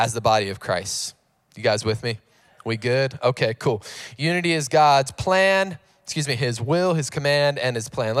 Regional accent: North Carolina, United States; now in San Diego, United States; I grew up in North Carolina

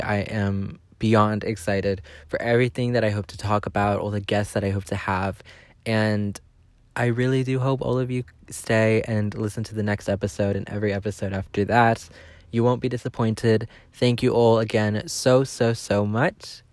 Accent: Southern California, United States; I'm from Southern California

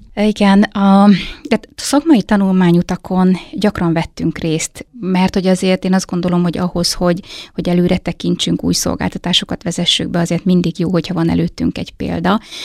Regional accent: Hajdúdorog, Hajdú-Bihar, Hungary; moved away as an adult; now in Nyíregyháza, Hungary; én hajdudorogról származom

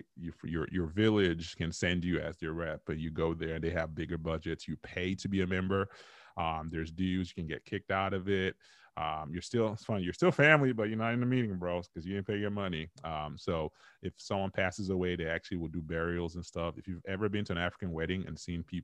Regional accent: Dallas, Texas, United States; I'm like, look, I grew up in Dallas, Texas, ma'am

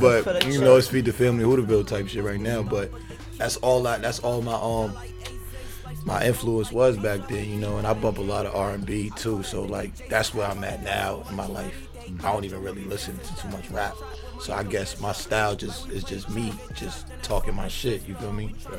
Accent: Boston, Massachusetts, United States; But you could just tell from what we talking about and how we talking, if you familiar with the city, you know where we from, you feel me?

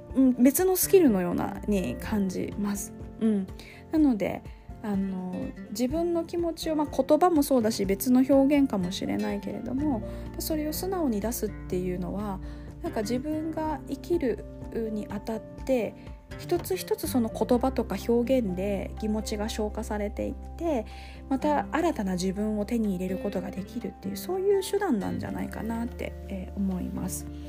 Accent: Osaka, Japan; 大阪に、ね、私生まれ育ったので

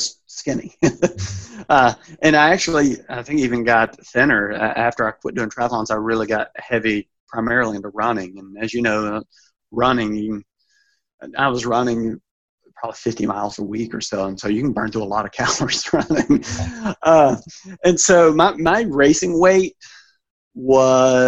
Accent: Alabama, United States; moved away; my home state, Alabama

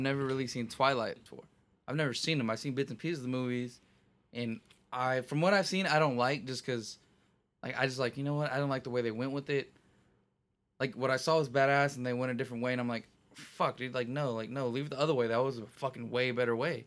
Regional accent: Texas, United States; I'm from Texas.

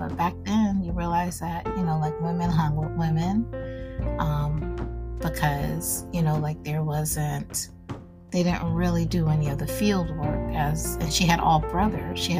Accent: Nebraska, United States; I come from Nebraska

